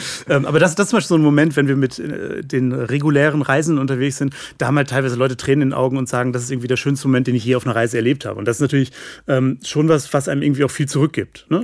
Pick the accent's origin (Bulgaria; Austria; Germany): Germany; West Germany; muss ich als Wessi ja wahrscheinlich so sagen